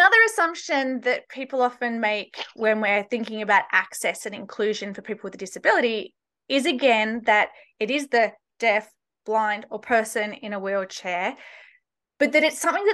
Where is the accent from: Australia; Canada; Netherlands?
Australia; moved away as an adult; now in United States; I'm originally from Australia, just in case people can't place my accent